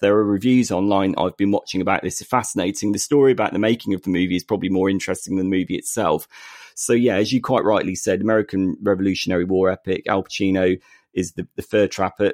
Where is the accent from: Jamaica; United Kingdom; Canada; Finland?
United Kingdom; we are two British blokes